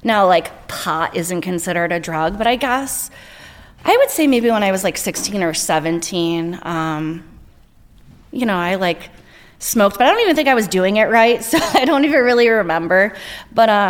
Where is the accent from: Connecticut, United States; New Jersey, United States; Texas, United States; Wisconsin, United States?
Connecticut, United States; Stratford; I grew up in Stratford in Connecticut.